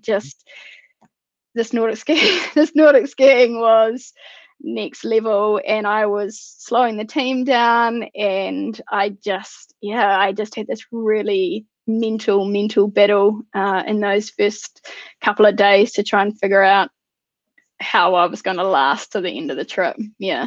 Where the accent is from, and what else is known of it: New Zealand